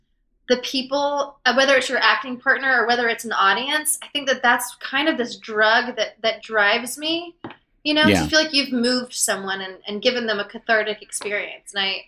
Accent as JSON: {"language": "English", "region": "the South", "country": "United States", "tie": "born or raised there", "said": "especially growing up in the South when you are a little more concerned with the way, you know, you look to other people. And as a woman, I think in the South also"}